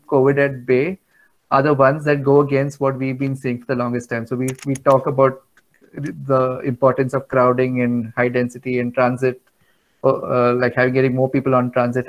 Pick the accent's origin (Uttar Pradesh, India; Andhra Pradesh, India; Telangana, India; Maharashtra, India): Maharashtra, India; Mumbai; I am from Bandra and Mumbai